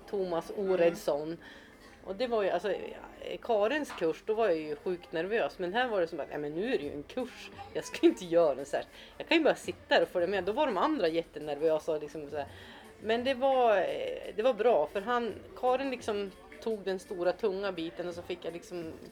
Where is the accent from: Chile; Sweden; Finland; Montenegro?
Sweden; Norrland; Och sen när de hörde att jag var från Norrland då var det som att jag var hemma på en gång.